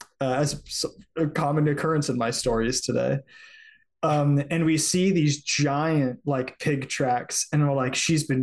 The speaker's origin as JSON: {"language": "English", "region": "Central Florida", "country": "United States", "tie": "born or raised there", "said": "We had a herd of feral peacocks in my neighborhood growing up in Central Florida."}